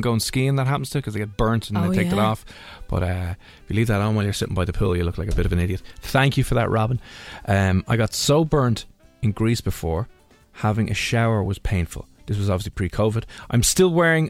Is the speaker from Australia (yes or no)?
no; Ireland; as Irish people